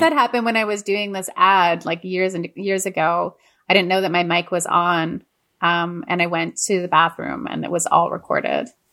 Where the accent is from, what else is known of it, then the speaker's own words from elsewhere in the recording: Montreal, Quebec, Canada; moved away; I grew up in Montreal and Quebec